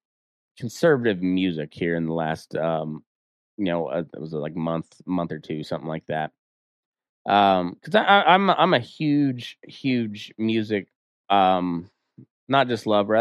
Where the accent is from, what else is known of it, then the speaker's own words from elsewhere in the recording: Colorado, United States; now in Reno, United States; being from Colorado